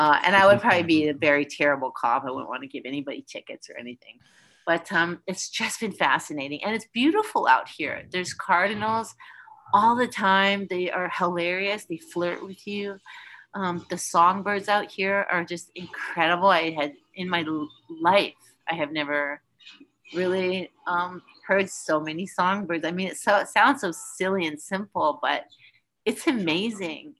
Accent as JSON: {"language": "English", "town": "Winnipeg", "region": "Manitoba", "country": "Canada", "tie": "born or raised there", "also_born_or_lived": "Vancouver", "moved": "yes", "said": "I wasn't born there, but I grew up there. Came of age there"}